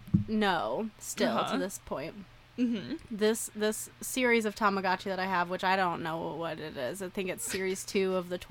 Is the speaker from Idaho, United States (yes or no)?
yes; Idaho, United States; I say aunt because I'm from Idaho.